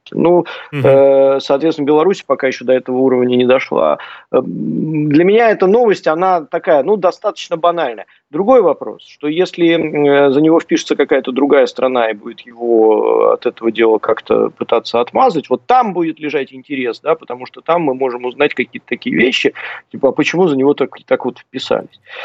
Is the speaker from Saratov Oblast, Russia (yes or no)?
no; Saint Petersburg, Russia; Я просто сам из Санкт-Петербурга.